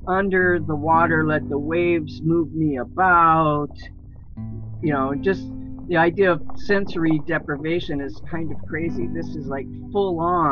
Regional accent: Gulf Coast, United States; moved away; I was born on the Gulf Coast

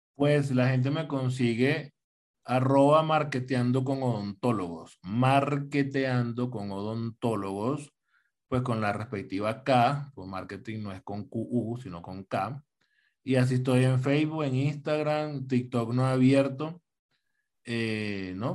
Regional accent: Venezuela; now in Colombia; Díaz Cabrera es venezolano, igual que yo

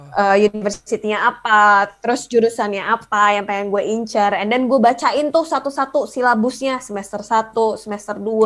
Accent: Indonesia; moved away as an adult; gue dari Indonesia

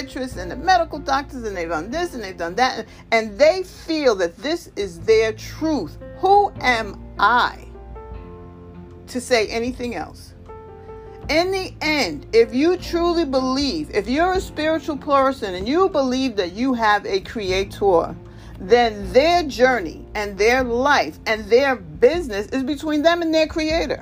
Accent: New York, United States; I grew up in New York

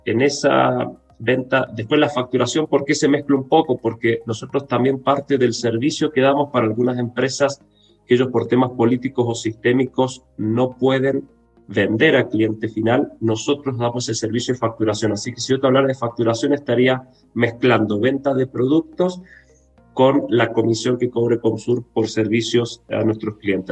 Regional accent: Córdoba, Argentina; moved away as an adult; also born or lived in Brazil / Buenos Aires; now in Santiago, Chile; yo soy argentino, de Córdoba, la segunda ciudad de Córdoba, ahí me crié, no nací ahí, pero ahí me crié, estudié

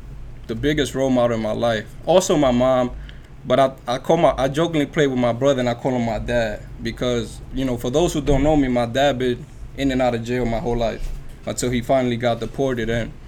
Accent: New York City, New York, United States; Growing up in Dykeman was really what molded me and made me to the person I am today.

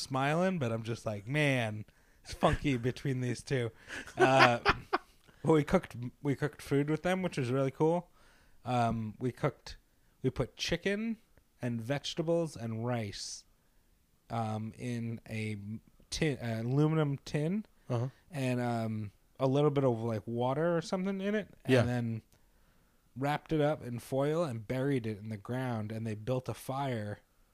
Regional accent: New York, United States; moved away as an adult; I growing up in New York, but I only drove there a couple of years

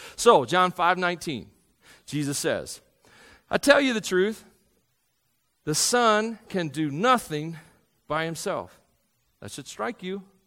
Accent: Tennessee, United States; I grew up in Tennessee.

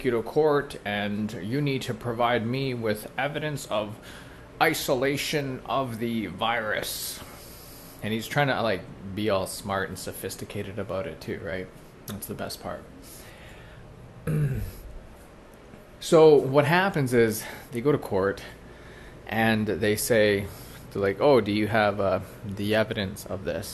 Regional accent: Canada; I'm Canadian, okay? And I love Canada. I lived away from Canada for 3 years, and I came back

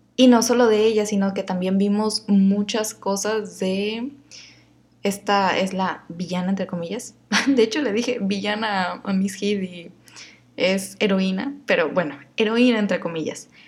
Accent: Mexico; yo soy mexicana y a veces hablo así

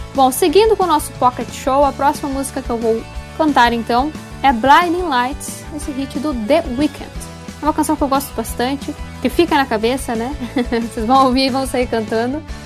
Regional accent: Passo Fundo, Rio Grande do Sul, Brazil; minha cidade natal, que é Passo Fundo

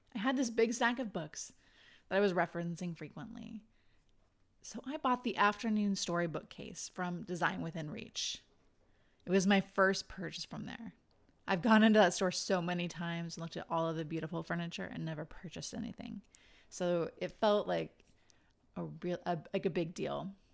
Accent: Idaho, United States; moved away; I'm from Idaho

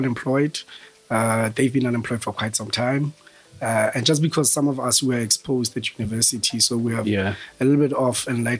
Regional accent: Bloemfontein, Free State, South Africa; moved away as an adult; now in Johannesburg, South Africa; I'm from Bloem. I studied in Bloem. Well, actually, my whole life was in Bloemfontein. So studied at the University of the Free State

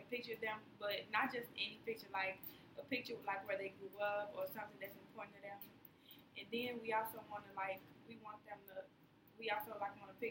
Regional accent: Chicago, Illinois, United States; I'm from Austin

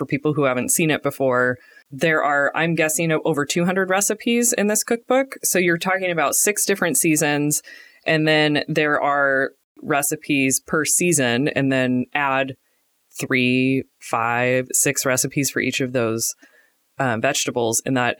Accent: Portland, Oregon, United States; We're home cooks from Portland, Oregon.

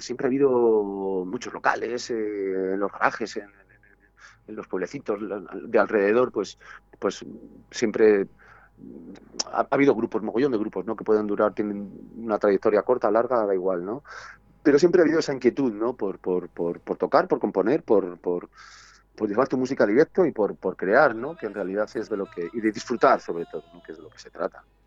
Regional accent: Segovia, Castile and León, Spain; Somos de Segovia, sí, sí, sí. Aquí tenemos nuestro local, nuestra vida, nuestra familia, nuestra casa.

